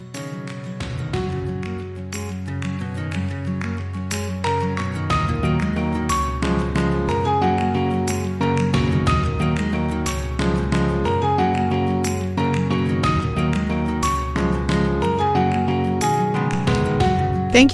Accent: Montreal, Quebec, Canada; I'm born in Montreal.

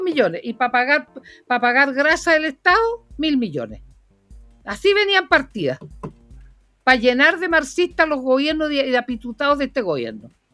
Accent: Puerto Montt, Los Lagos, Chile; nací en Puerto Montt, en el hospital regional de Puerto Montt

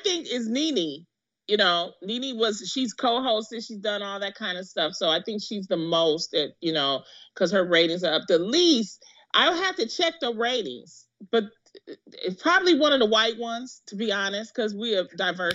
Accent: Detroit, Michigan, United States; when I was growing up, Diana Ross is from the same projects that I was from

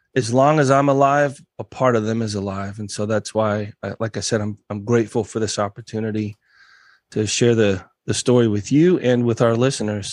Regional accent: United States; growing up in America

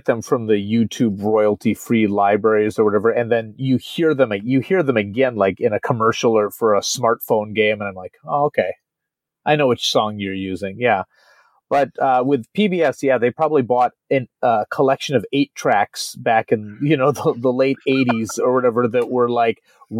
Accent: Midwest, United States; moved away as an adult; now in Japan; I am a... American from the Midwest, who's been living in Japan for nearly two decades now

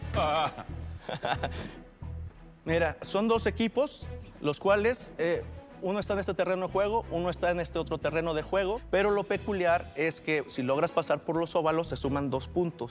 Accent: Jalisco, Mexico; vengo del estado de Jalisco, de la tierra del tequila, el mariachi y el pacbolero

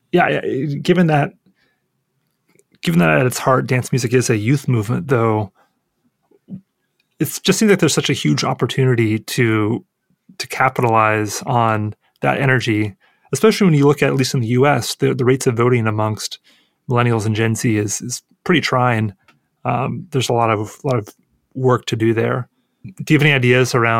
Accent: Portland, Oregon, United States; my hometown of Portland, Oregon

